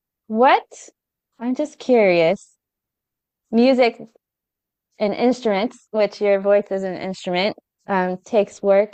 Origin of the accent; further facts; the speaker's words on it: California, United States; now in South Carolina, United States; I grew up in California